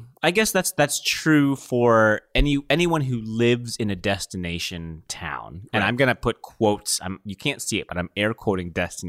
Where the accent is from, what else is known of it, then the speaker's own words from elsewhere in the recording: Philippines; No. I'm Filipino.